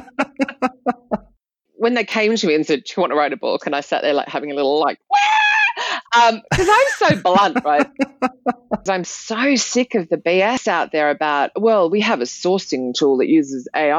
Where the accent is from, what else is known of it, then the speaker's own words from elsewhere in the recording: Australia; now in United Kingdom; back in my home country, from Australia